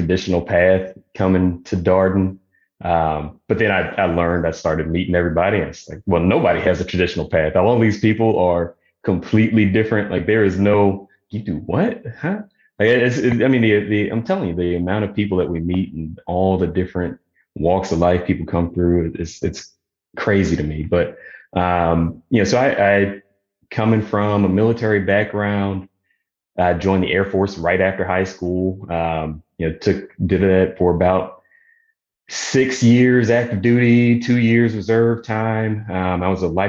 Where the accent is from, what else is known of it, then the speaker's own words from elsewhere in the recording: Virginia, United States; moved away as an adult; also born or lived in Oklahoma; I'm originally from Virginia. So moved back to Virginia area to be closer to family